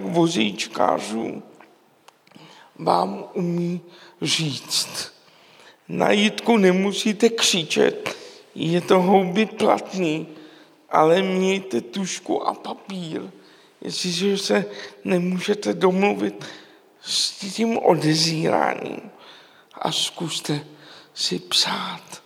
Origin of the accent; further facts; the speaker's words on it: Prague, Czechia; já jsem vyrůstal v Praze v jedličkárně